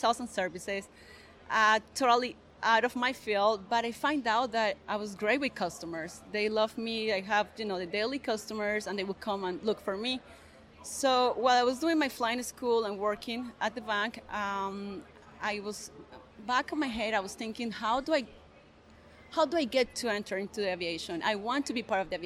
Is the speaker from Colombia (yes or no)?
yes; Granada, Colombia; English is a second language; moved away as an adult; also born or lived in Bogota, Colombia; now in United States; I'm originally from Colombia, from a small town called Granada